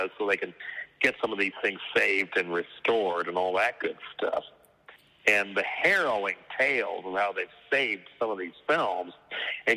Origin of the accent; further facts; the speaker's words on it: Boulder, Colorado, United States; moved away; I'm from Boulder outside of there